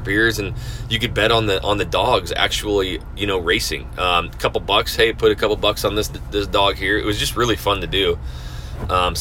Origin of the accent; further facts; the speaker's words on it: Idaho, United States; now in Kingwood, Houston, United States; I come from Idaho. I come from cold weather. I come from snow.